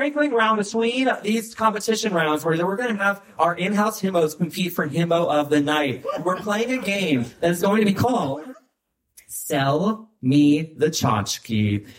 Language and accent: English; St. Louis, Missouri, United States; Tennessee Williams lived in my hometown of St. Louis, Missouri.